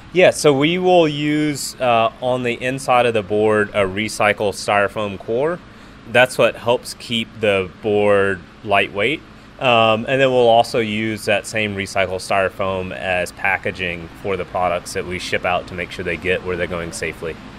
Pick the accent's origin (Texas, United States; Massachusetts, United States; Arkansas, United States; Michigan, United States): Texas, United States; Houston; now in Austin, United States; We grew up in Houston